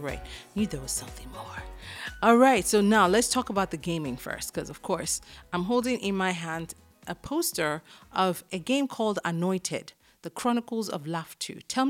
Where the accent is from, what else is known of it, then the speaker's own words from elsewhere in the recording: Ilorin, Kwara, Nigeria; I grew up in Ilorin, yeah.